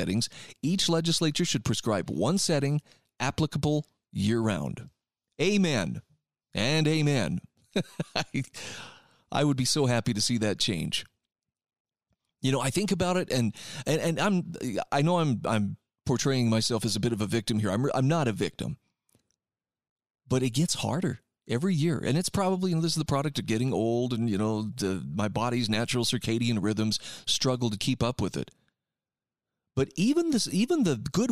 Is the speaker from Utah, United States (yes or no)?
yes; Utah, United States; my home state of Utah